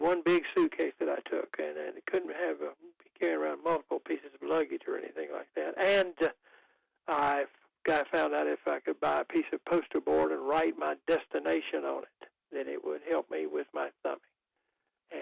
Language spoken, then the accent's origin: English; Goldsboro, North Carolina, United States; born or raised there